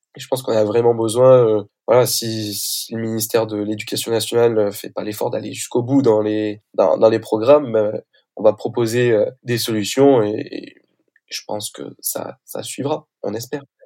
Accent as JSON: {"language": "French", "town": "Toulouse", "region": "Occitania", "country": "France", "moved": "as an adult", "lives_now": "Compiègne, France", "said": "j'ai été lycéen du coup à, Toulouse"}